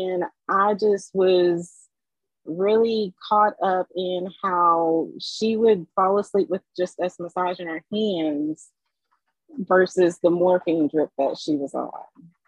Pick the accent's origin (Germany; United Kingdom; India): Germany; moved away; also born or lived in Lafayette, United States; So I was born in Lafayette. I'm a military brat. So when I was three, my parents moved to East Germany.